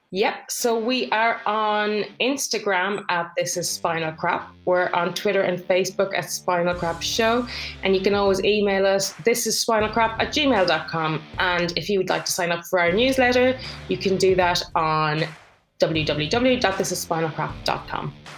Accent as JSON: {"language": "English", "country": "Ireland", "moved": "yes", "said": "I'm from Ireland. So if I go to see my parents, they live over there."}